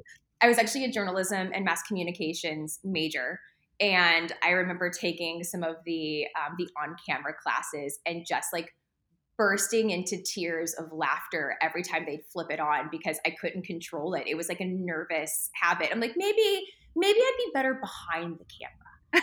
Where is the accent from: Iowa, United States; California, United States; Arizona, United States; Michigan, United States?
Arizona, United States; Phoenix; I grew up in Phoenix since I was three. So this is most definitely my home